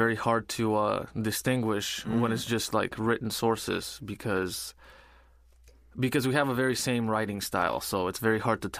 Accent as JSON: {"language": "English", "country": "Bulgaria", "moved": "yes", "said": "I'm from Bulgaria."}